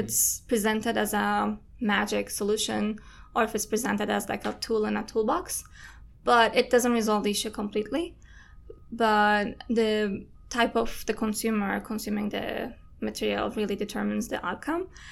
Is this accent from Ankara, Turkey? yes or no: no; Istanbul, Turkey; moved away as an adult; I'm Turkish. I'm from Istanbul